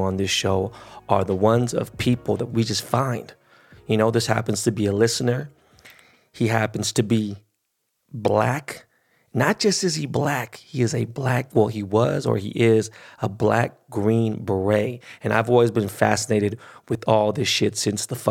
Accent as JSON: {"language": "English", "town": "Los Angeles", "region": "California", "country": "United States", "tie": "born or raised there", "first_language": "Spanish", "second_language": "English", "said": "I was born and raised in Koreatown, but I ran in the West Side"}